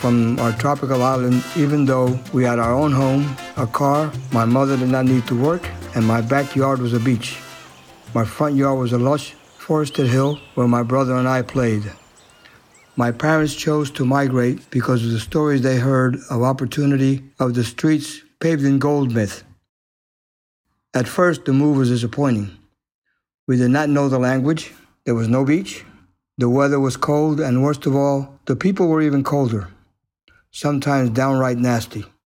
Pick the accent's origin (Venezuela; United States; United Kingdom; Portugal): United States; Philadelphia, Pennsylvania; also born or lived in Puerto Rico; I grew up mostly in Philadelphia, Pennsylvania, but I was born in Puerto Rico, and my family migrated to Philadelphia when I was about 8 years old. From then on, I've lived in Philly most of my life.